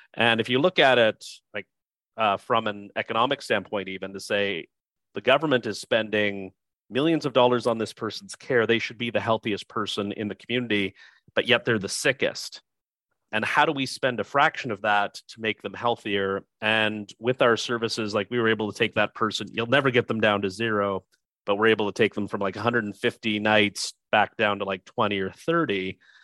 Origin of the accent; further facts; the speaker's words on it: Niagara region, Ontario, Canada; my hometown or in my home region, which is the Niagara region in, uh, in Canada